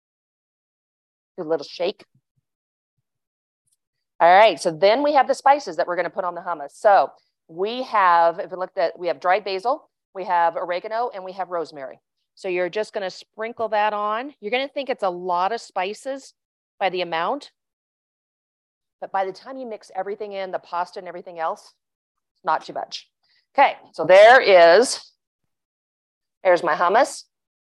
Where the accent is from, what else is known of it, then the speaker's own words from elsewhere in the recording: Kansas, United States; I grew up in Kansas